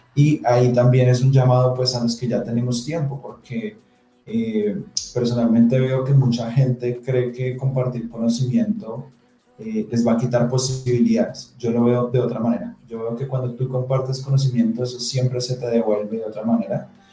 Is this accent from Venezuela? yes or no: no; Colombia; como colombianos